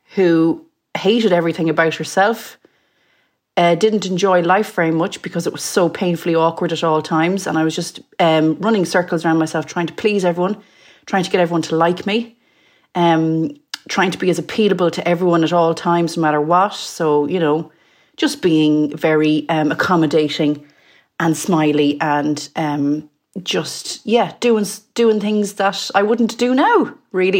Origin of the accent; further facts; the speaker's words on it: Mayo, Connacht, Ireland; now in London, United Kingdom; I'm from Mayo. Um, I live in London.